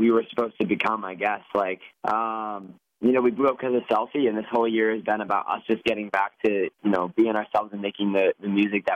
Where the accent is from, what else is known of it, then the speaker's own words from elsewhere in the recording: New York, United States; I'm from New York